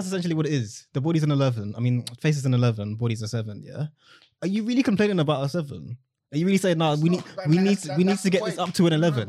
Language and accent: English; London, United Kingdom; Same way I'm British. Like, obviously, I like to say I'm Jamaican, but if I'm anywhere other than England, I'm going to say I'm from England. I'm saying from London, innit?